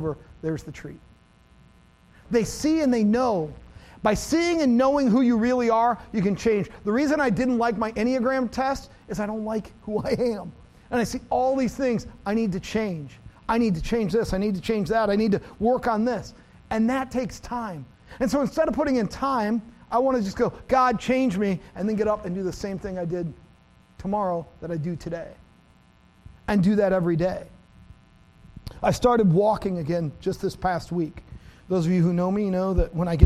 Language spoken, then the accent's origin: English; America's Dairyland, Wisconsin, United States; I grew up in America's Dairyland.